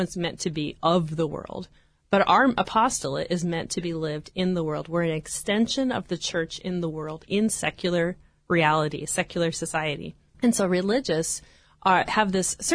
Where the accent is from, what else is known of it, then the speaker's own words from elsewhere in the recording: Nebraska, United States; moved away as an adult; now in Orange, United States; I'm originally from Nebraska